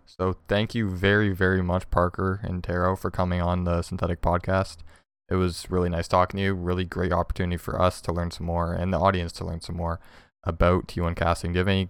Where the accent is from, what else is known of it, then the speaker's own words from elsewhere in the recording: Ontario, Canada; I'm from Ontario, so Montreal's only like a 6-hour drive.